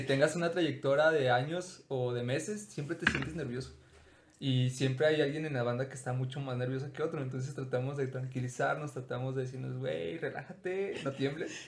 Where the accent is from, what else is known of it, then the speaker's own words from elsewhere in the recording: Mexico; nací en México